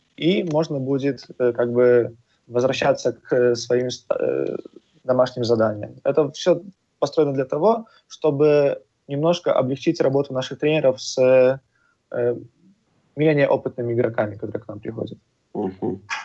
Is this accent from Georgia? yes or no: no; Poland; moved away as an adult; now in Malta; мы сами из Польши, э, наши основатели, пять ребят, которые эту школу открыли